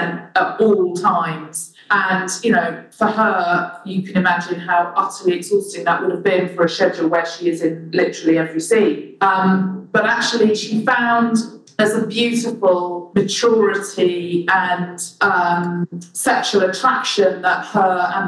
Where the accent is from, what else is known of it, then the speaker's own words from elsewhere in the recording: London, United Kingdom; as a Londoner born and bred here